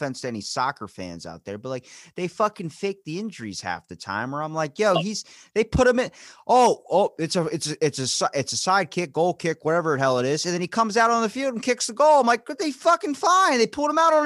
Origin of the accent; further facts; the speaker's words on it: Maryland, United States; I'm from Maryland